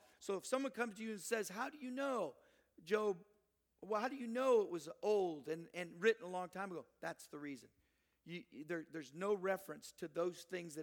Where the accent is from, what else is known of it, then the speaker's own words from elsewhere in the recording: Southern California, United States; I grew up down in Southern California.